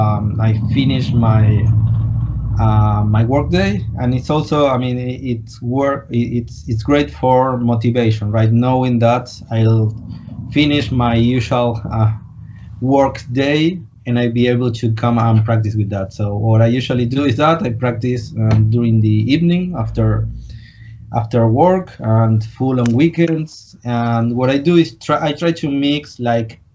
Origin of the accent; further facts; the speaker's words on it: Argentina; I'm from Argentina.